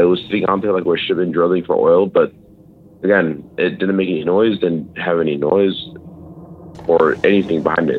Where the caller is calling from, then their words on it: Idaho, United States; Yeah, so... from Idaho, actually. Idaho.